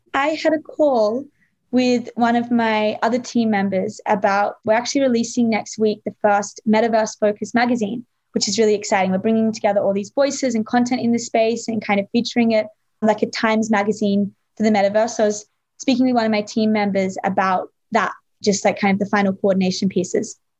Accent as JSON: {"language": "English", "country": "Australia", "tie": "born or raised there", "said": "I grew up in Australia"}